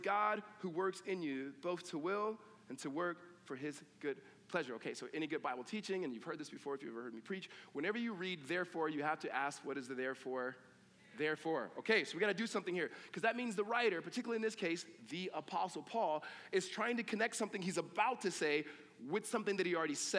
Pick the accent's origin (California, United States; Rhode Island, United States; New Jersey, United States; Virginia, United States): California, United States; I grew up in California, but my family roots are in the South